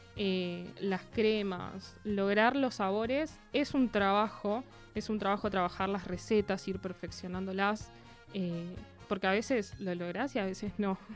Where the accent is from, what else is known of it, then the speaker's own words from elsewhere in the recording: Buenos Aires, Argentina; moved away as an adult; now in Neuquén, Argentina; yo estaba hace poco tiempo viviendo en Neuquén, soy de Buenos Aires